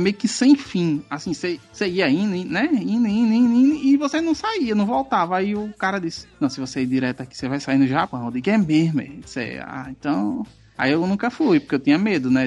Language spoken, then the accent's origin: Portuguese; Itabaiana, Sergipe, Brazil; eu sou de Itabaiana